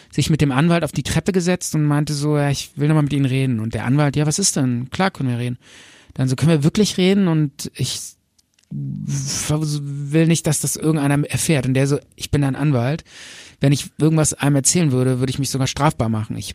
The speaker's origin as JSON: {"language": "German", "town": "Bonn", "region": "North Rhine-Westphalia", "country": "Germany", "said": "Wir kommen aus Bonn."}